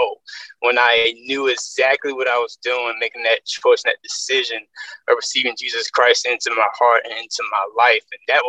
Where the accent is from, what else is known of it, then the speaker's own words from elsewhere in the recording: Birmingham, Alabama, United States; I am born and raised in Birmingham, Alabama. So I am a Southern boy. At heart.